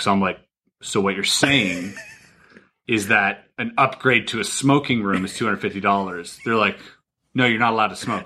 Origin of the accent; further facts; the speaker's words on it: Canada; I'm Canadian